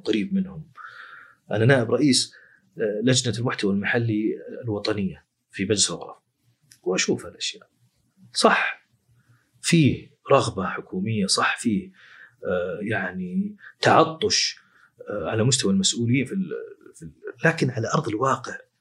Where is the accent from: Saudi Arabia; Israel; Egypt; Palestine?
Saudi Arabia; عندنا في السعوديه